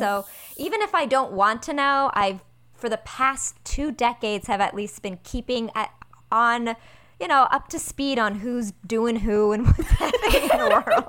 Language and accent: English; United States; accent: thick American; first language Persian; English is a second language; I know Farsi. Mm-hmm. And so I said I know Farsi phrases. It's my first language, although I definitely get made fun of by other Iranians for having a very thick American accent.